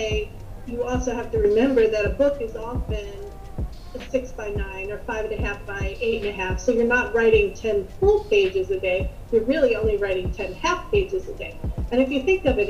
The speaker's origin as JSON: {"language": "English", "town": "Upper Darby", "region": "Pennsylvania", "country": "United States", "tie": "born or raised there", "said": "I grew up in Upper Darby, Pennsylvania"}